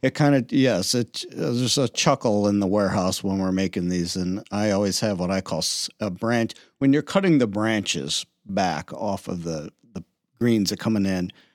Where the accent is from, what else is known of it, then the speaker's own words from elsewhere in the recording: Cleveland, Ohio, United States; also born or lived in Pittsburgh; now in Toledo, United States; I'm from Pittsburgh. I grew up in the Cleveland area, Lake Ohio